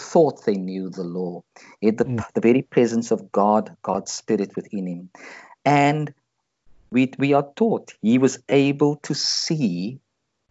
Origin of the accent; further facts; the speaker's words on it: South Africa; for me as a South African